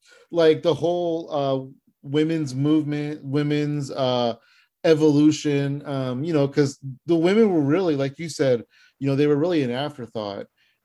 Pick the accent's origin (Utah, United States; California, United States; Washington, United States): California, United States; San Jose; Bayley's from San Jose, which is my hometown